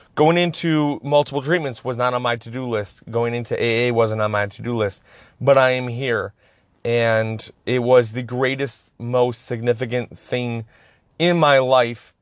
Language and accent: English; Escanaba, Michigan, United States; I grew up in Escobedo, Michigan